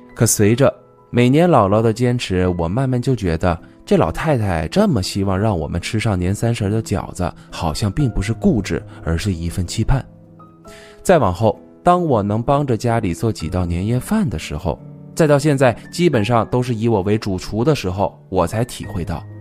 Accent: southern China, China; 由于从小就生活在南方，没见过下雪，也没放过鞭炮

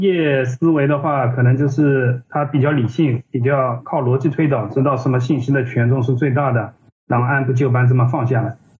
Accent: Ningbo, Zhejiang, China; moved away as an adult; also born or lived in Hangzhou / Shanghai; 因为我是宁波人嘛，我当时是在宁波嗯。做设计的

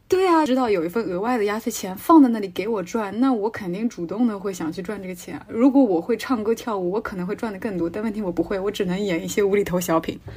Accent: Hunan, China; 我们老家湖南那边过年也是打牌

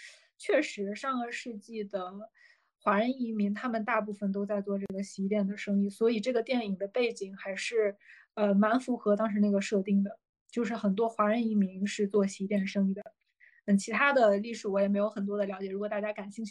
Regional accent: China; 因为我们中国人比较在意内衣啊，什么鞋子、袜子啊，都跟我们其他的衣服要分开洗

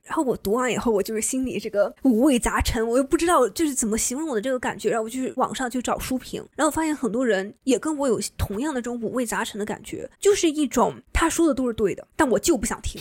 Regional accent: China; 我们中国人或东亚人

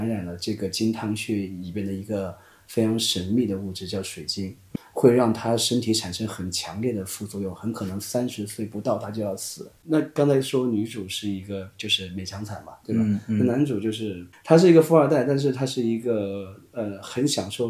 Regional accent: Nanning, Guangxi, China; 我是南宁的。

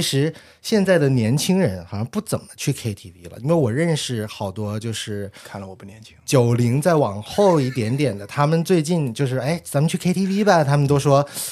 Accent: Guangzhou, Guangdong, China; 我们广州，其实，嗯，反正我最记得我刚去的时候

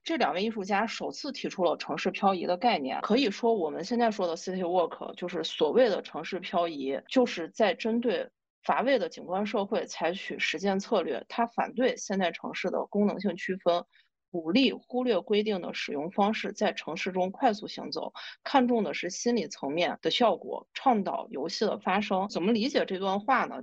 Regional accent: Xi'an, Shaanxi, China; 我作为西安人来说

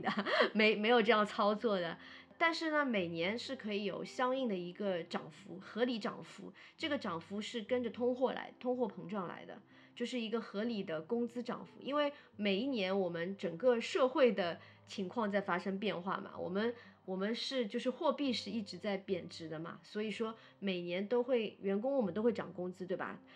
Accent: Shanghai, China; 我是上海人

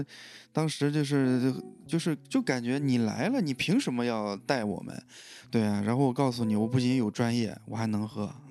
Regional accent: Shandong, China; now in Beijing, China; 我说我是山东的啊

